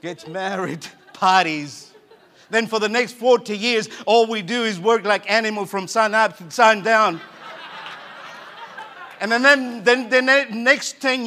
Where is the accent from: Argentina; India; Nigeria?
Argentina; moved away; I grew up in Argentina